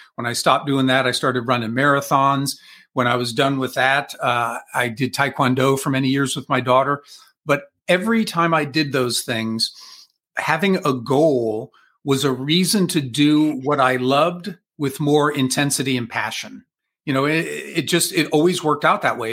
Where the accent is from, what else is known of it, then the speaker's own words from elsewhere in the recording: Columbus, Ohio, United States; I am from Columbus, Ohio.